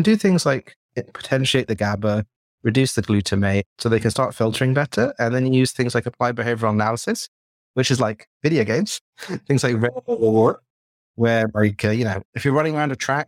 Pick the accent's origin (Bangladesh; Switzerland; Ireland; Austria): Bangladesh; also born or lived in Jordan; now in England; So I was born in Jordan, in Idlib, which is a bit of a random place. My parents were from Bangladesh and my father was lecturing there. And then I grew up in Bangladesh and I moved to England and I worked on my British accent